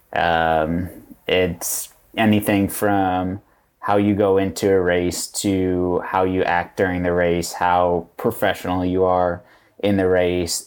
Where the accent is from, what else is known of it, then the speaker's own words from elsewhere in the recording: Chicago south suburbs, Illinois, United States; I'm from the South Summers